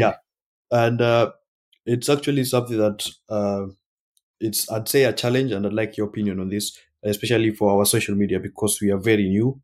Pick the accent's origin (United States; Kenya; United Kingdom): Kenya; moved away; I'm from Kenya